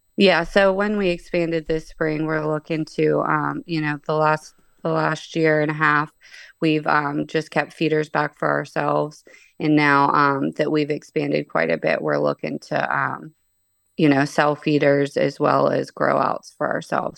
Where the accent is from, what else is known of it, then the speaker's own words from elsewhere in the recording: Pittsburgh, Pennsylvania, United States; moved away as an adult; now in Ohio, United States; I'm actually from Pittsburgh, P